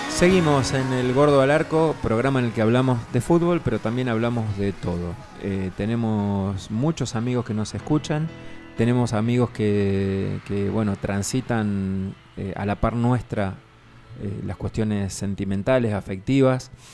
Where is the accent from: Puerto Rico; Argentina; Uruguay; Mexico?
Argentina; como buenos argentinos